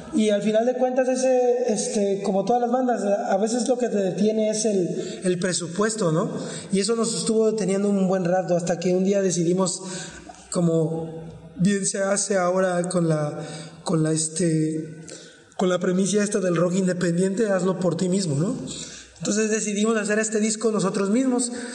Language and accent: Spanish; Villahermosa, Tabasco, Mexico; somos originarios de Villahermosa, Tabasco